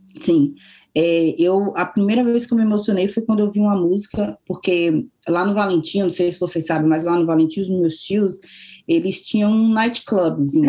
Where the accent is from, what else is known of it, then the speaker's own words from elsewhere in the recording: Brazil; moved away as an adult; now in Australia; eu saí do Brasil